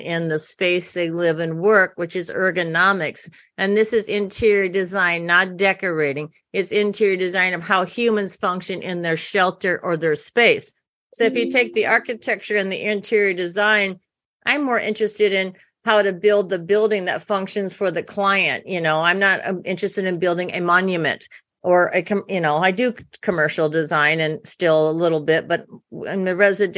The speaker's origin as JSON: {"language": "English", "region": "Iowa", "country": "United States", "tie": "born or raised there", "also_born_or_lived": "New York City", "moved": "yes", "lives_now": "California, United States", "said": "I grew up in a small town in Iowa"}